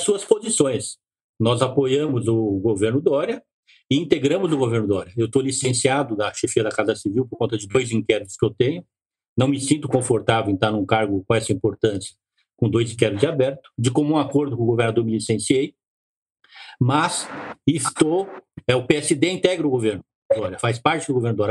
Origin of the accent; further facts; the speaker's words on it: São Paulo, Brazil; eu sou de São Paulo. Eu aqui em São Paulo, eu sempre morei aqui